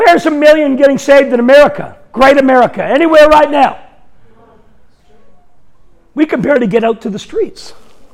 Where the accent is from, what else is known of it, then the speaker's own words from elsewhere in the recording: Canada; I'm Canadian.